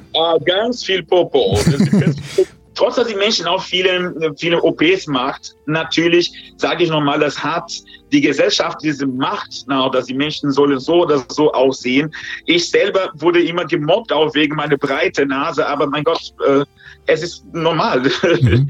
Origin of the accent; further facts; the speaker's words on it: Brazil; German is a second language; now in Germany; in der Land, wo ich herkomme, in Brasilien